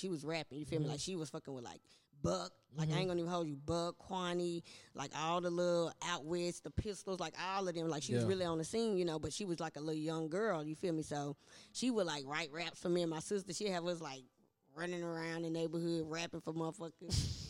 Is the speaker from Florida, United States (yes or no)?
no; Nashville, Tennessee, United States; I'm just from Nashville. I done lived on every side of town. Went to all the schools.